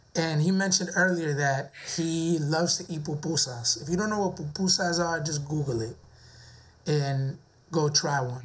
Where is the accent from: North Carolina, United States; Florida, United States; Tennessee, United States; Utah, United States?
Florida, United States; near West Palm Beach; now in West Palm Beach, United States; I grew up in a city right next to West Palm Beach